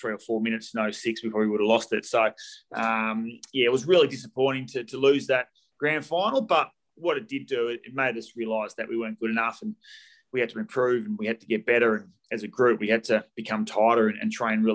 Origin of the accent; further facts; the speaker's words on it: Bassendean, Western Australia, Australia; the Swan Districts, which was my Waffle club growing up in Bassendean